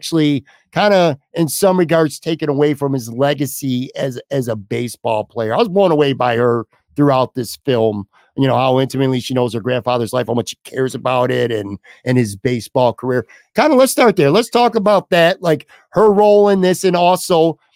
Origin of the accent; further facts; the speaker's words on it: Buffalo, New York, United States; I'm from Buffalo